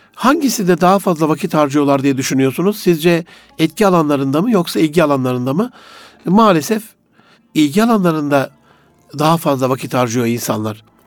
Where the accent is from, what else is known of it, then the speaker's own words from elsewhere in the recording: Gaziantep, Turkey; moved away; also born or lived in Osmaniye; Antep'te doğdum büyüdüm